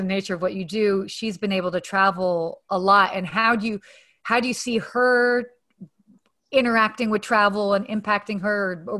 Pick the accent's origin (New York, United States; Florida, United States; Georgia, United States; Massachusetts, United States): Georgia, United States; Atlanta; also born or lived in Saudi Arabia / London, England; although I was born in the States, I actually lived in Saudi Arabia until I was 6. And then I lived in London, England for a year when I was like 7, 8. And then I actually lived in Atlanta from 8 to 18.